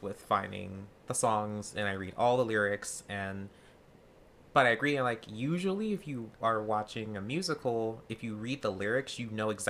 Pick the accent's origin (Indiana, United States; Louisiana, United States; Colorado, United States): Louisiana, United States; also born or lived in Chicago; now in West Coast, United States; I am originally from Louisiana, grew up in the deep south. I've lived lots of places. Chicago. I currently live on the west coast.